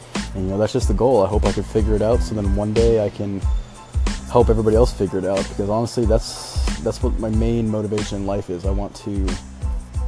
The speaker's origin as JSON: {"language": "English", "region": "West Coast", "country": "United States", "tie": "born or raised there", "moved": "as an adult", "lives_now": "Midwest, United States", "said": "I'm originally from the West Coast, but the second I had an opportunity to get out and experience something new, that's what I did"}